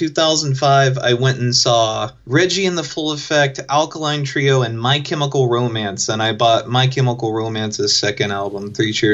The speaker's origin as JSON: {"language": "English", "town": "Chatsworth", "region": "Georgia", "country": "United States", "tie": "born or raised there", "said": "I grew up in Chatsworth, Georgia."}